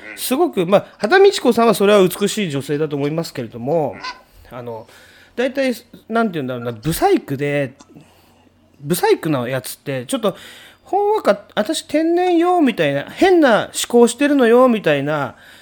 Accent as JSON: {"language": "Japanese", "region": "Tokyo", "country": "Japan", "tie": "born or raised there", "said": "江東区深川出身、うちの地元なんですよ"}